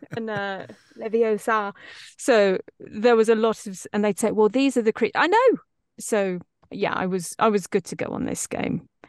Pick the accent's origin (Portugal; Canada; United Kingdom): United Kingdom; East Midlands; accent: East Midlandsy; moved away as an adult; now in Los Angeles, United States; a little East Midlandsy, which is where I'm from